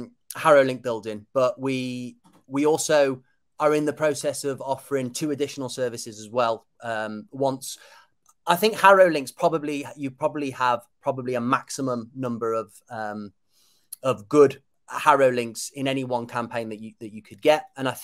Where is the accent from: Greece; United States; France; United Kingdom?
United Kingdom; Kidderminster, West Midlands; my dad's Cypriot, so I'm half Cypriot, but I was born and bred in Kidderminster, small town just outside of, like 40 minutes outside of Birmingham.